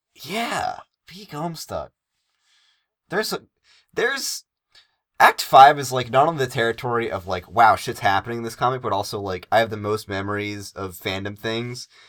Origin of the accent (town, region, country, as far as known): Northeastern United States, United States